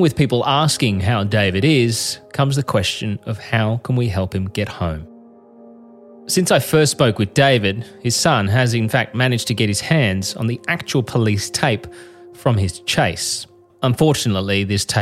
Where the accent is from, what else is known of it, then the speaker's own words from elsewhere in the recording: Australia; I'm a journalist from Australia